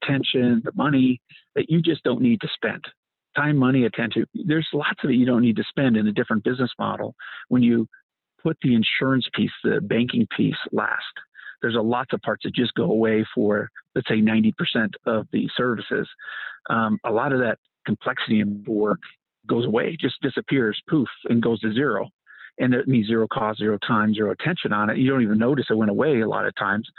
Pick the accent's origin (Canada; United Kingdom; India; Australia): Canada; moved away as an adult; now in United States; I came here as a Canadian